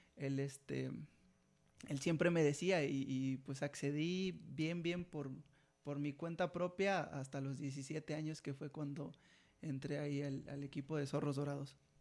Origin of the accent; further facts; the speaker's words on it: Jilotepec, Veracruz, Mexico; tengo 27 años y soy de Gilotepec.